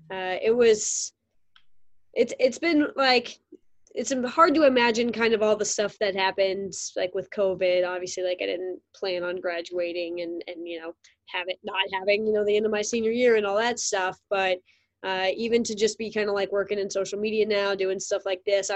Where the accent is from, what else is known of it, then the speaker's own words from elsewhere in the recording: North Carolina, United States; moved away; I'm from North Carolina